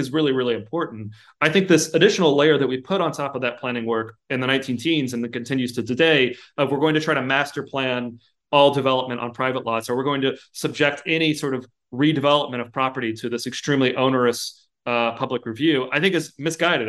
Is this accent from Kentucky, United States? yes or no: yes; Lexington, Kentucky, United States; I'm from Lexington, Kentucky